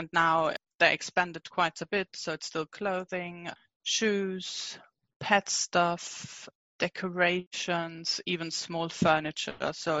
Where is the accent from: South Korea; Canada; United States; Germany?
Germany; moved away as an adult; also born or lived in Munich; now in United Kingdom; I'm originally from Germany. I moved to the UK about 10 years ago.